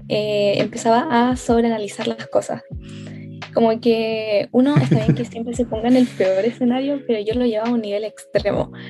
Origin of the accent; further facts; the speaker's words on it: Puente Alto, Santiago Metropolitan Region, Chile; Eh, yo soy de Santiago, de la comuna de Puente Alto.